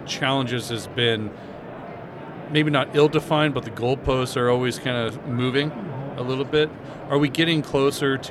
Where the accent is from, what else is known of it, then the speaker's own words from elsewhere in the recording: United States; as an American